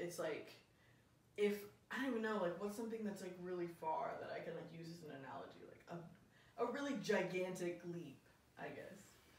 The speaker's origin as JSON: {"language": "English", "region": "Tennessee", "country": "United States", "moved": "yes", "lives_now": "Los Angeles, United States", "said": "I'm from Tennessee"}